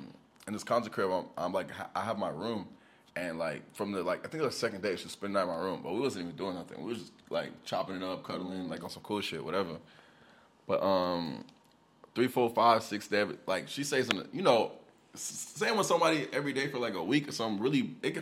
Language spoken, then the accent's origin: English; the South, United States; I'm from the South. That's all, like, you know, everybody got personality, so.